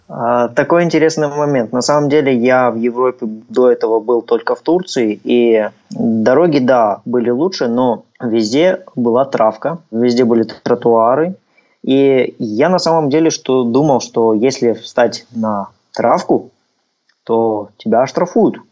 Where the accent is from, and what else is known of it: Kazakhstan